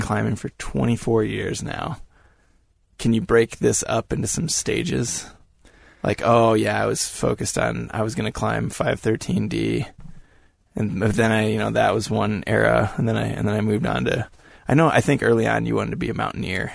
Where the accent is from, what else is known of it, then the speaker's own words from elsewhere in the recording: Iowa, United States; I grew up in Iowa.